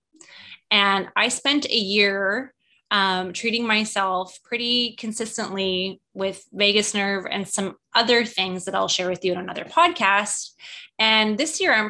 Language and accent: English; Canada; moved away as an adult; now in United States; I'm Canadian, when we were immigrating to the US and getting our green cards